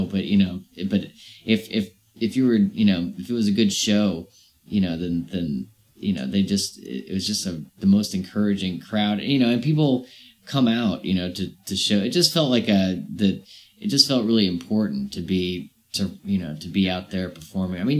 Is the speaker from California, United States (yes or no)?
no; Virginia, United States; also born or lived in Brighton / Chapel Hill; No, I'm from I'm from Virginia.